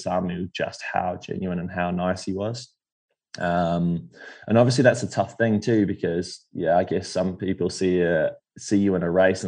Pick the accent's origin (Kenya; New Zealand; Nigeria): New Zealand; Taupo, Waikato; I grew up in Taupo where Bevan Doherty's from